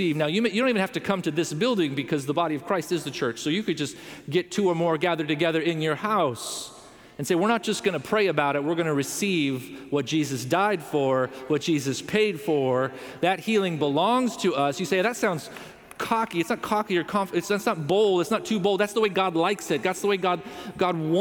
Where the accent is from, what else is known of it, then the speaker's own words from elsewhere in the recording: Southern California, United States; We grew up in Southern California.